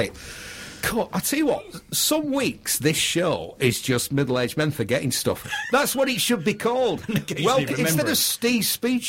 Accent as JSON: {"language": "English", "town": "Bury", "region": "North West England", "country": "United Kingdom", "tie": "born or raised there", "also_born_or_lived": "Manchester", "said": "I'm from Bury, Lancashire."}